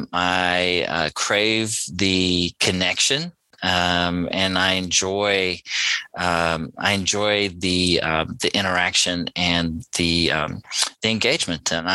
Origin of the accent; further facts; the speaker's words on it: South Africa; I'm South African born. I grew up in a small mining town.